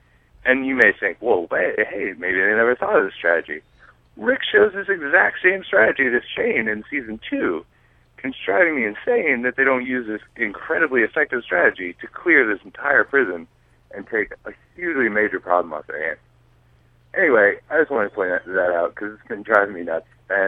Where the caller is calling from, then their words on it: Florida, United States; from Florida.